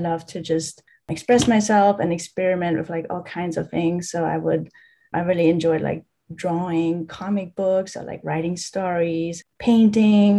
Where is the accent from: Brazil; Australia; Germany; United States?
Germany; I'm from Germany